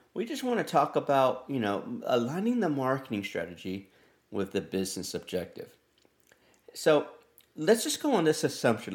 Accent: Texas, United States; I'm from Texas and I would be a proud Tejano

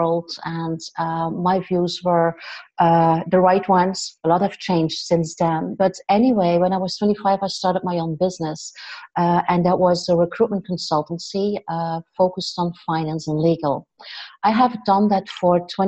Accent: West Flanders, Belgium; also born or lived in Ghent area, Belgium / Andalusia, Spain; now in Ghent, Belgium; I'm Belgian. I'm from West Flanders, this tiny little town

